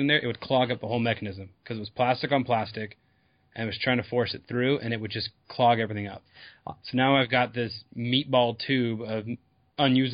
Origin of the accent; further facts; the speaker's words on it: Southern California, United States; I'm from Southern California